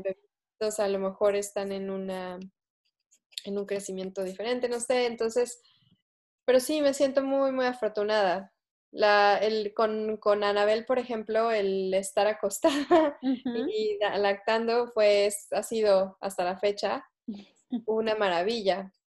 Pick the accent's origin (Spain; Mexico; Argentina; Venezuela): Mexico; Mexico City; moved away as an adult; yo crecí en Ciudad de México